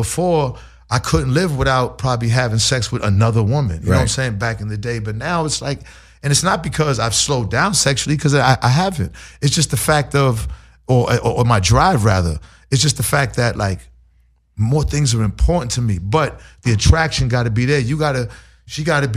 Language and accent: English; Boston, Massachusetts, United States; growing up in Boston